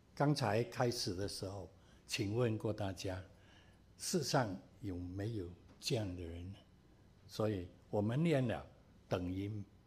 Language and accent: Chinese; Cantonese people, Guangdong, China; 我们广东人有时说了